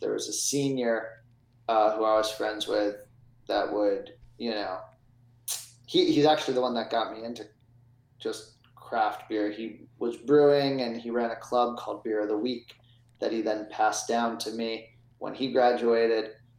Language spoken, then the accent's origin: English; Upper St. Clair, Pennsylvania, United States; I grew up in the South Hills. And then... South Hills? Upper St. Clair.